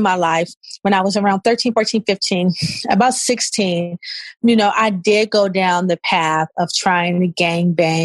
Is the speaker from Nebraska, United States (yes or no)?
no; Los Angeles, California, United States; I'm originally from South Central LA. I was raised between Crenshaw and Overhill off of Slauson